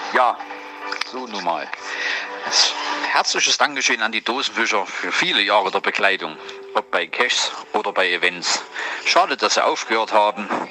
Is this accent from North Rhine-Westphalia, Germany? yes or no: no; Hanover, Lower Saxony, Germany; wir sind ja als Hannoveraner